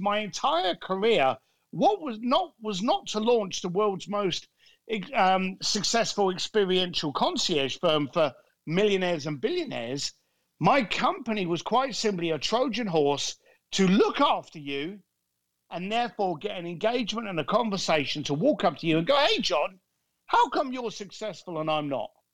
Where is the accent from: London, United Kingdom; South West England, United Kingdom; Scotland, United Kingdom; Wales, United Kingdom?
London, United Kingdom; I grew up in a shitty end of London called Leytonstone.